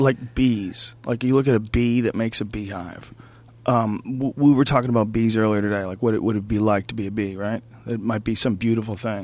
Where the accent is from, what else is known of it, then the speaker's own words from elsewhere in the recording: United States; as an American